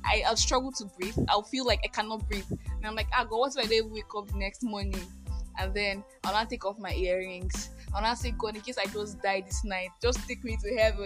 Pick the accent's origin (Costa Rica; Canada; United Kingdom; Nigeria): Nigeria; I am that Nigerian Christian Talkaholic